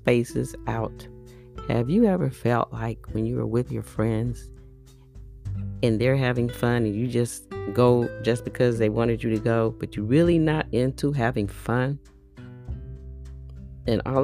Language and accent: English; Bay Area, California, United States; I'm from the Bay Area, California